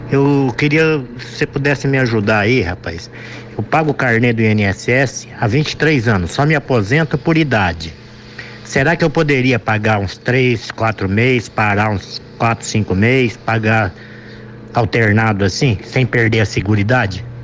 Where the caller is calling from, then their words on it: Londrina, Paraná, Brazil; eu sou aqui da cidade de Londrina, acompanho direto a programação de vocês.